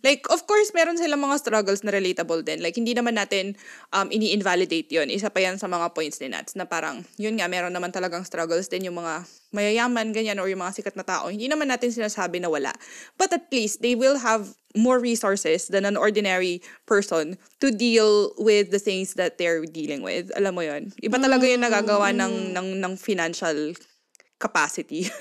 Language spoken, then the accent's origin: Tagalog; Pampanga, Central Luzon, Philippines; first language Kapampangan; Tagalog is a second language; now in Japan; ang first language namin pare-parehas ay Kapampangan